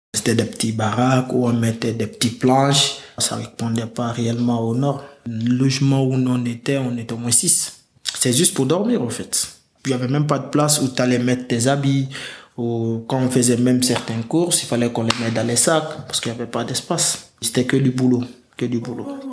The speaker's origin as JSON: {"language": "French", "town": "Sangarédi", "region": "Boké Region", "country": "Guinea", "tie": "born or raised there", "moved": "as an adult", "lives_now": "France", "said": "je suis parti de la Guinée"}